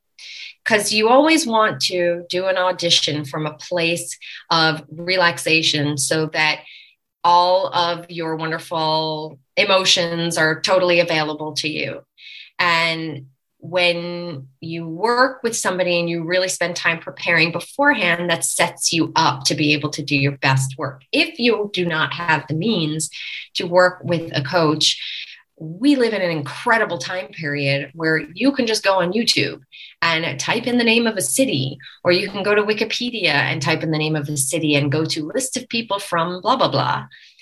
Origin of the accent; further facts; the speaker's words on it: Long Island, New York, United States; I was laughing before because I'm from Long Island. So that probably would be like how I would talk if I hadn't changed it.